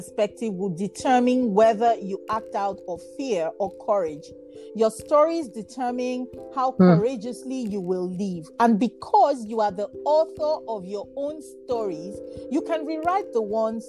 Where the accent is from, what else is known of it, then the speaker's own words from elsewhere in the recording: Bayelsa, Nigeria; I'm from Bayelsa State, and my tribe is Nembe, and in my language